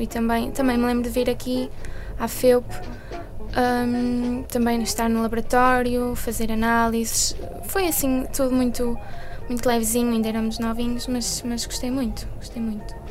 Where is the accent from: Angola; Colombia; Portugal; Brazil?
Portugal; Porto, Norte; sou daqui do Porto